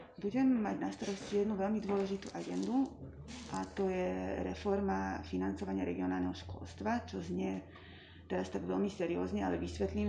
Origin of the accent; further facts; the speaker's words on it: Slovakia; first language Hungarian; Slovak is a second language; som vyrástla v maďarskom prostredí na Slovensku